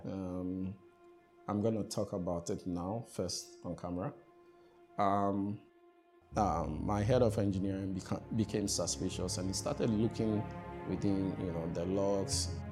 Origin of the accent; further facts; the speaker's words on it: Accra, Greater Accra, Ghana; also born or lived in Keta, Volta Region, Ghana / Eastern Region, Ghana; I come from Ghana, specifically, if you ask me where my hometown is